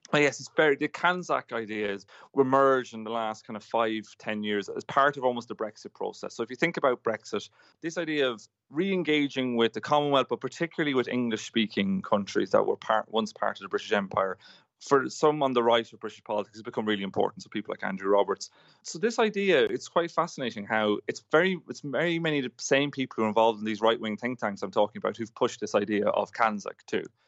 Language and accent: English; Ireland; now in United Kingdom; I'm from Ireland, which is pr-, similar size to New Zealand